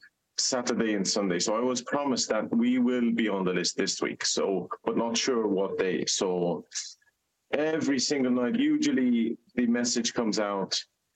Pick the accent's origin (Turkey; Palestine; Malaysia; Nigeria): Palestine; Gaza, Gaza Strip; now in Dublin, Ireland; the lovely city that I was raised up in Gaza